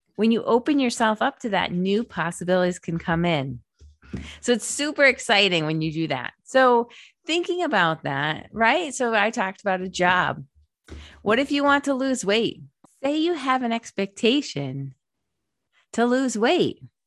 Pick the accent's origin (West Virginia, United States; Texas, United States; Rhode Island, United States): Rhode Island, United States; moved away as an adult; also born or lived in Massachusetts; I drove back to the East Coast to Rhode Island to my home state